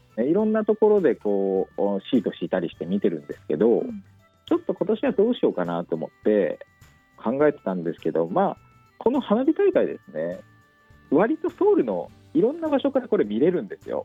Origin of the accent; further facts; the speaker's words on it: Oita, Japan; 私と加藤さん、同じく地元大分県